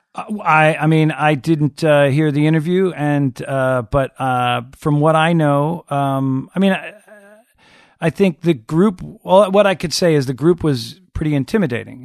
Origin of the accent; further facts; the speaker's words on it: Long Island, New York, United States; growing up on Long Island